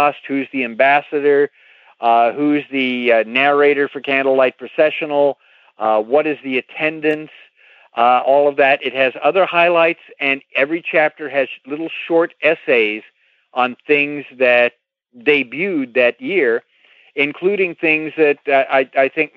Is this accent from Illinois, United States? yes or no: no; California, United States; I grew up out in California